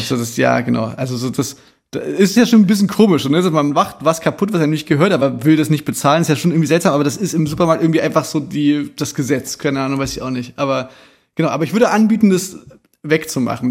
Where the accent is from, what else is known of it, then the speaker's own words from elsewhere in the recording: Chemnitz, Saxony, Germany; Bei uns in Chemnitz gab es da wirklich viele so, so Abrisshäuser, so, wir sind ja so Nachwendekinder